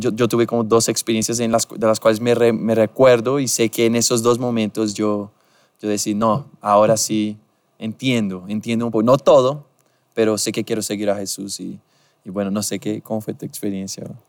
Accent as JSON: {"language": "Spanish", "country": "Brazil", "second_language": "Spanish", "moved": "yes", "said": "soy brasileño"}